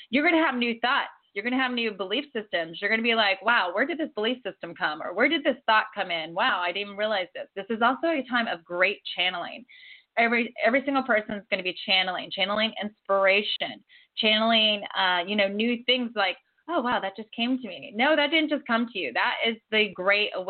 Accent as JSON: {"language": "English", "region": "Ohio", "country": "United States", "tie": "born or raised there", "also_born_or_lived": "Florida", "moved": "yes", "lives_now": "California, United States", "said": "I was born and raised in Ohio."}